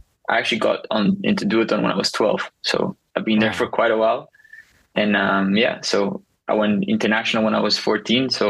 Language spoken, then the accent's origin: English; Tarifa, Andalusia, Spain; I'm currently at my hometown, Tarifa, Spain